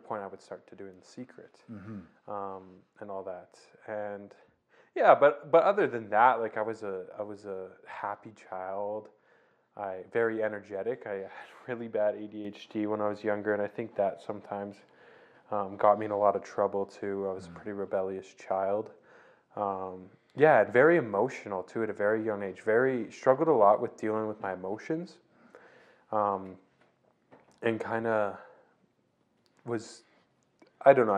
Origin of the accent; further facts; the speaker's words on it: Didsbury, Alberta, Canada; also born or lived in Calgary, Alberta; I was born in Calgary. And pretty early on in my life, I moved to small town Didsbury, Alberta, just north of Calgary, where I spent actually my whole childhood there